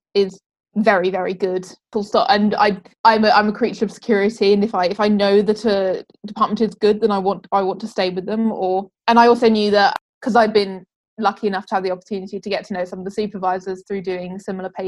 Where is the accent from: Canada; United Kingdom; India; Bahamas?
United Kingdom; Wales; moved away as an adult; now in Cambridge, United Kingdom; I come from Wales